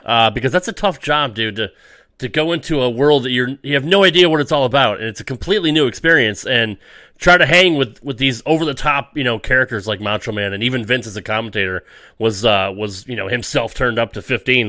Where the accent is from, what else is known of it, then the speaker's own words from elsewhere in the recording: Connecticut, United States; I grew up in Connecticut, so I was uh, I was a WWF guy.